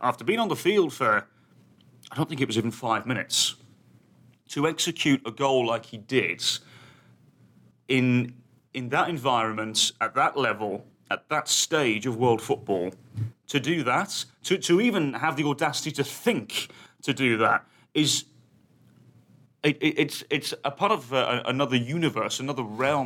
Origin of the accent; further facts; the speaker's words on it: United Kingdom; being British